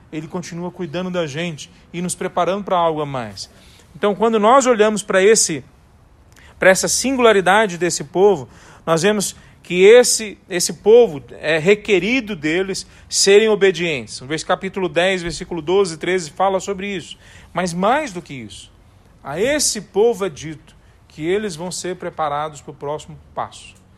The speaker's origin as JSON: {"language": "Portuguese", "town": "Taguatinga", "region": "Federal District", "country": "Brazil", "tie": "born or raised there", "moved": "yes", "said": "Na minha infância, em Taguatinga, não era Barbacena, né? Mas quando eu era criança lá em Taguatinga, em Distrito Federal"}